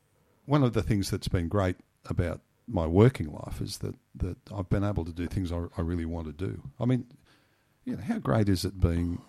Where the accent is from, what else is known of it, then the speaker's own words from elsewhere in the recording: Griffith, New South Wales, Australia; born there; I was born in Griffith in 1951.